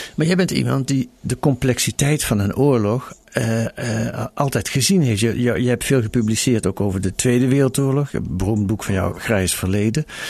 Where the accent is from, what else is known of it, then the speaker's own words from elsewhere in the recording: Netherlands; wij zijn Nederlanders en hele gewone mensen